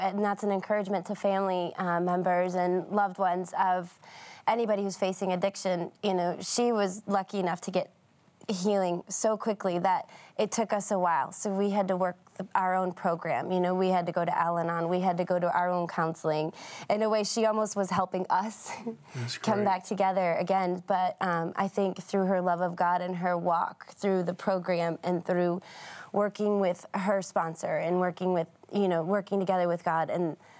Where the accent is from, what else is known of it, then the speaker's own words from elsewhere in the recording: Detroit, Michigan, United States; we grew up in Detroit